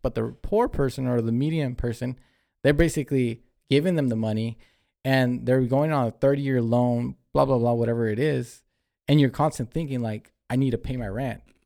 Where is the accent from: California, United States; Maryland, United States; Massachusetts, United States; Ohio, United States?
California, United States; we're from California.